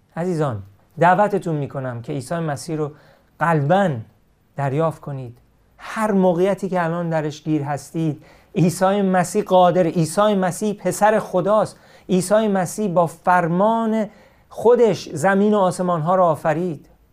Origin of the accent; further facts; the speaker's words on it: Iran; من همیشه ایرانی هستم